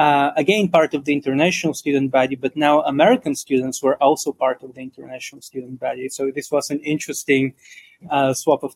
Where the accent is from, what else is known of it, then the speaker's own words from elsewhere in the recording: Bulgaria; moved away; I grew up in Bulgaria